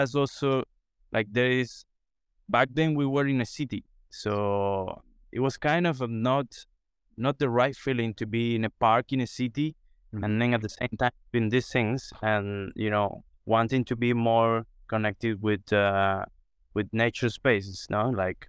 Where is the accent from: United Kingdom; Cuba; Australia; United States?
Cuba; So for me, as I grew up in Cuba and Cuba in the countryside, these games trees are kind of, you know, day by day things